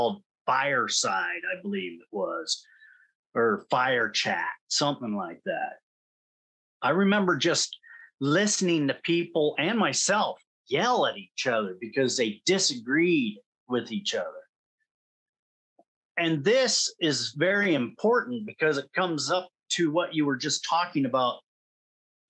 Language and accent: English; United States; I'm an American